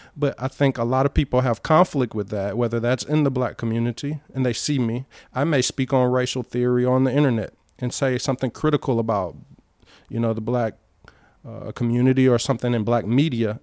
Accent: Albany, Georgia, United States; born or raised there; accent: Southern; moved away as an adult; also born or lived in Cleveland, Ohio; now in United Arab Emirates

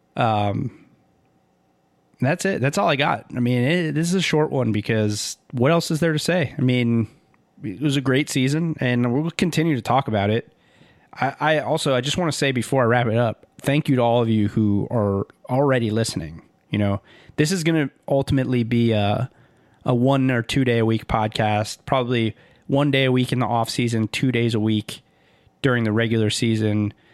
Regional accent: Miami, Florida, United States; growing up in Miami and watching the Heat

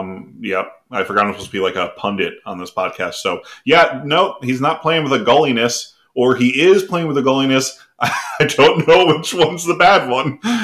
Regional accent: New Jersey, United States; we're both from New Jersey

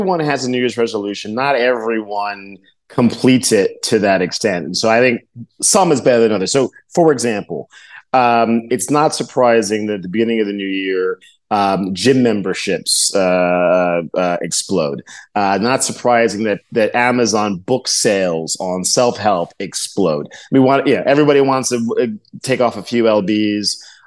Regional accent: New York, United States; being a New Yorker

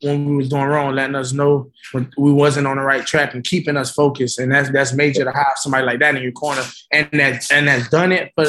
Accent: Coconut Grove, Florida, United States; Man, it was straight, you know. Like, you know, it was easy to fall off track, you know, if you took the wrong path or hung with the wrong crowd.

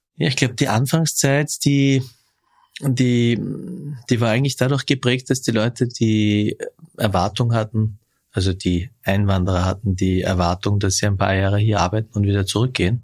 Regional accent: Vöcklabruck, Upper Austria, Austria; Ich bin in Vöcklebruck geboren, in Oberösterreich

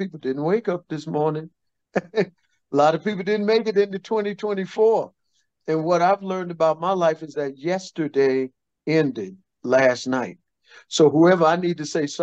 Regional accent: Brooklyn, New York, United States; Growing up in Brooklyn, because everybody in the neighborhood knew each other

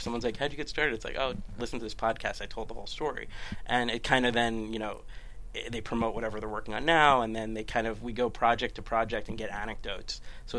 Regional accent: New Jersey, United States; now in Los Angeles, United States; I'm from New Jersey.

